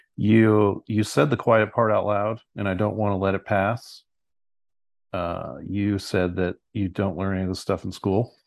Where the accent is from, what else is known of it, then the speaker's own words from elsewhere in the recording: San Luis Obispo, California, United States; I'm from, originally from San Luis Obispo, California